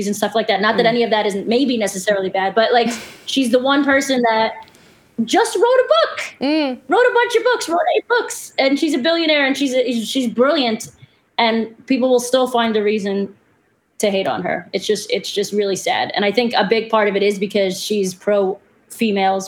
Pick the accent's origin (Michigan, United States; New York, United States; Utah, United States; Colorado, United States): New York, United States; New York City; also born or lived in Florida; I'm from Brooklyn.